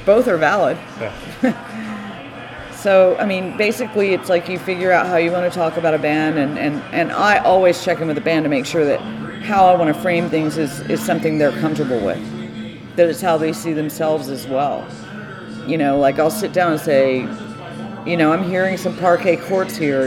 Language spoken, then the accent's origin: English; Austin, Texas, United States; I grew up in Austin, um, surrounded by music